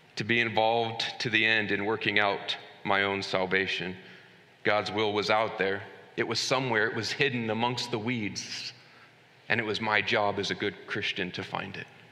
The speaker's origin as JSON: {"language": "English", "country": "United States"}